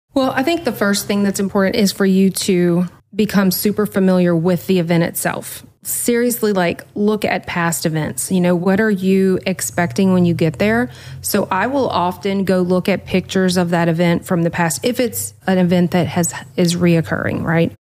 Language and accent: English; the South, United States; I'm from the South